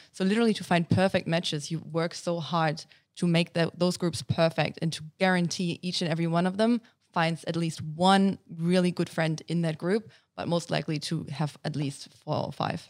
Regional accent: Germany; English is a second language; moved away as an adult; also born or lived in United States; now in Australia; I was born and raised in Germany and, um, basically lived there until I came to Australia.

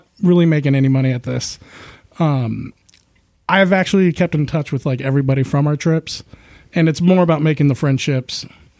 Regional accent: United States; being an American

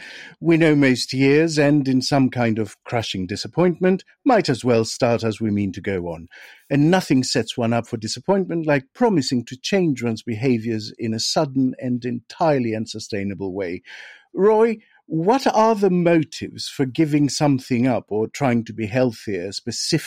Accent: Greece; I am from Greece

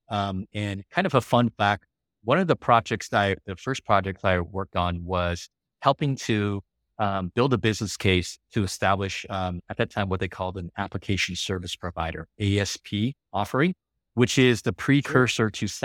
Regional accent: Taiwan; born there; I mean, even though I was born in Taiwan, um, and I won't go into this whole Taiwan China thing.

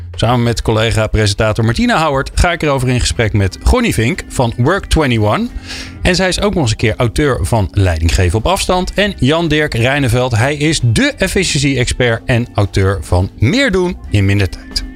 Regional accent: Netherlands; als Hollanders

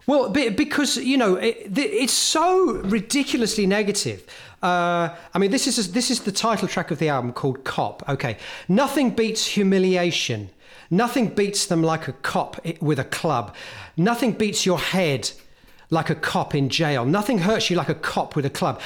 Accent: Hemel Hempstead, East of England, United Kingdom; a kid living, growing up in Helmholtz

